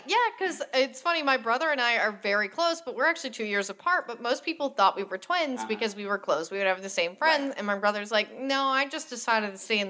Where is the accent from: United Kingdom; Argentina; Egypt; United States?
United States; Tyler, Texas; Which is weird, because my hometown was always the largest city in East Texas, but most people, I mean, it was in my Carmen San Diego game, Tyler, Texas